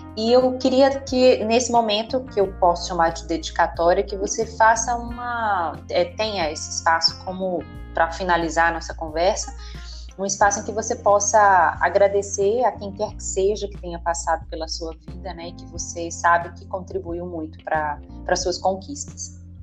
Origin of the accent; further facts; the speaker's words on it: Northeast Region, Brazil; eu sou do Nordeste